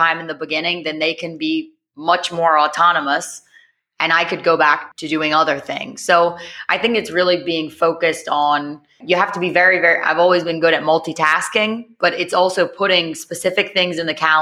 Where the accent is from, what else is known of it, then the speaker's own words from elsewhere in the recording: New Orleans, Louisiana, United States; accent: American; moved away as an adult; now in Barcelona, Spain; I'm American. I'm from New Orleans, but I went to study abroad when I was 20